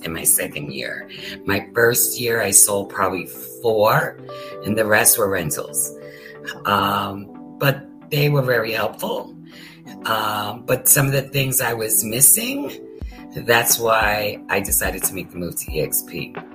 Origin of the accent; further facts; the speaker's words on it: Pennsylvania, United States; moved away as an adult; now in Florida, United States; I'm originally from Pennsylvania.